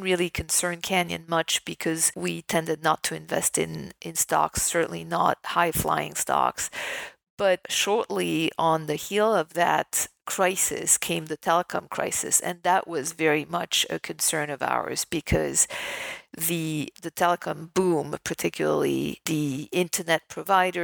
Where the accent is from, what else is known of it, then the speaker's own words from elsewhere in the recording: Paris, Île-de-France, France; moved away as an adult; also born or lived in New York; I was born raised in Paris, in France